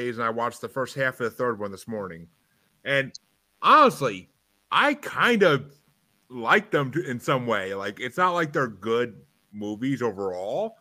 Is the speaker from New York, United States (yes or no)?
yes; New York, United States; I'm from New York